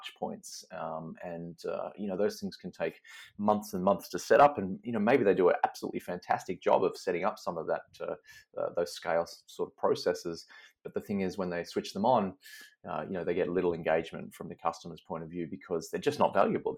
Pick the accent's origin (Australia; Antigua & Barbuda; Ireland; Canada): Australia; Melbourne, Victoria; moved away; also born or lived in Seattle; But I'm from Melbourne originally.